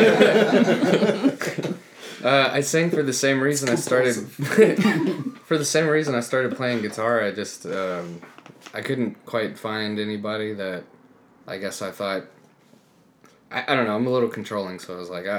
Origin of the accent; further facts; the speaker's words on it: Seminole, Texas, United States; moved away; I'm from Seminole, Texas.